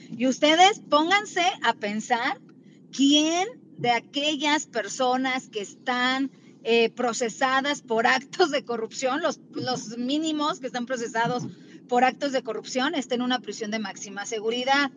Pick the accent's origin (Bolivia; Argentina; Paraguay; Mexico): Mexico; nosotros como mexicanos